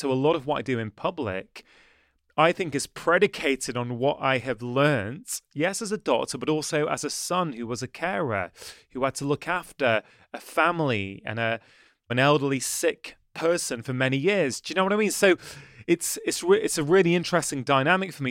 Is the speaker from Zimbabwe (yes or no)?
no; the Northwest, North West England, United Kingdom; also born or lived in Edinburgh; I moved back to the Northwest to help my mother and my brother look after my dad